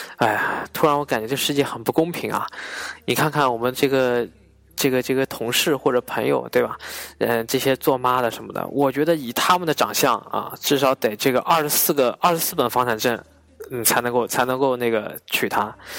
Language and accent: Chinese; China; 作为一个中国人